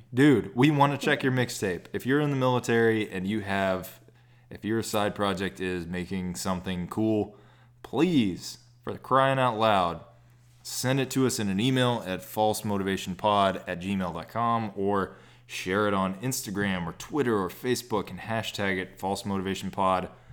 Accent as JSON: {"language": "English", "region": "Texas", "country": "United States", "said": "I'm from Texas"}